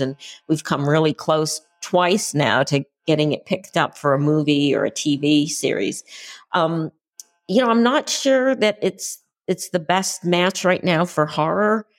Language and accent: English; Concord, Massachusetts, United States; I grew up near Concord, Massachusetts